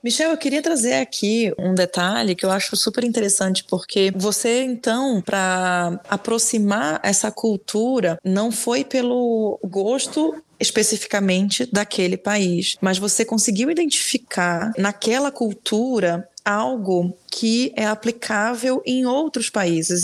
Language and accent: Portuguese; Belém, Pará, Brazil; moved away; eu nasci em Belém e lá é diferente